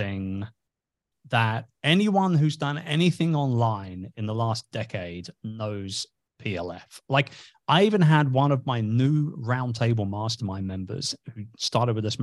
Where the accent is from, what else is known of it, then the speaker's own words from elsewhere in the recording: England, United Kingdom; also born or lived in Cambridge; I'm originally from England.